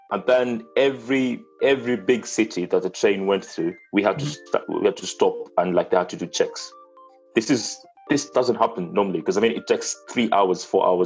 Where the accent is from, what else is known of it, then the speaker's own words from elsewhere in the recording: Kenya; English is a second language; now in Italy; as a Kenyan abroad, uh, I have to apply for passports